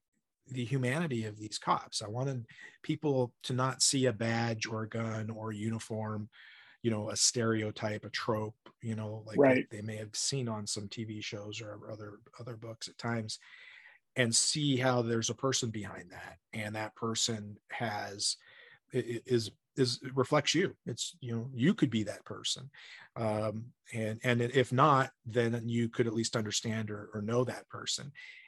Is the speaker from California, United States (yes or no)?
no; Spokane, Washington, United States; also born or lived in Deer Park; I came from Spokane, Washington, which was in the mid 90s percentage of white people. You know, I mean, we had one black kid who went to our school in Deer Park, which is north of Spokane, small town.